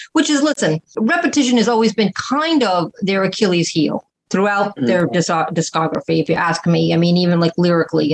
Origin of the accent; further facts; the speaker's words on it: Boston, Massachusetts, United States; I'm from Boston